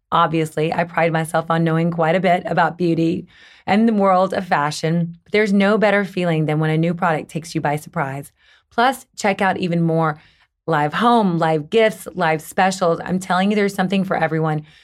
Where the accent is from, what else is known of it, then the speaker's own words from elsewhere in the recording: the South, United States; now in Los Angeles, United States; I'm from the South